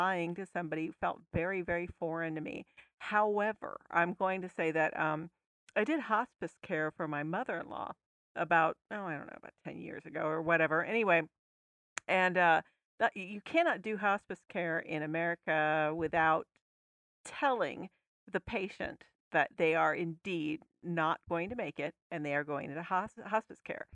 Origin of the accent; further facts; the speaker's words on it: United States; we're American